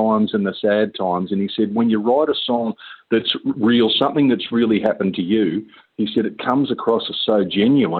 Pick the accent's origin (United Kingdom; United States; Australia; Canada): Australia; Geelong, Victoria; I grew up in Geelong in Victoria